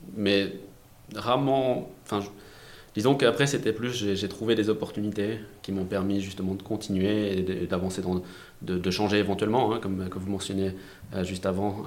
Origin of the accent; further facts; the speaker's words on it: France; je suis français, j'ai fait mon lycée en France, mes études en France